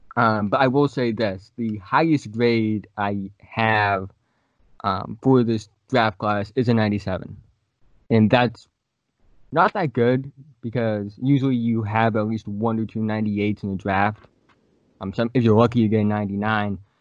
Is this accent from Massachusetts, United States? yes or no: yes; Plymouth, Massachusetts, United States; I'm from Plymouth, Massachusetts